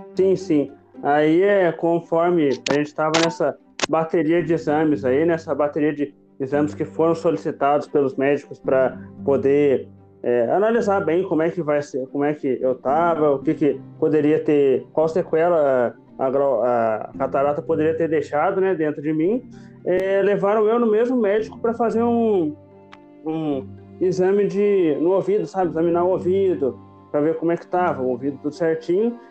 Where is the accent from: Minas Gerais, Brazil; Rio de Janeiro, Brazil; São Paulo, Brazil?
Minas Gerais, Brazil; Itajubá; eu sou nascido e criado aqui em Itajubá